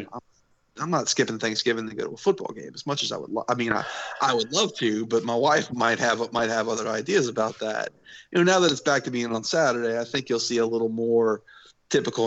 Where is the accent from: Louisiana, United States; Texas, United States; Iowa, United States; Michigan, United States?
Louisiana, United States; New Orleans; I grew up in New Orleans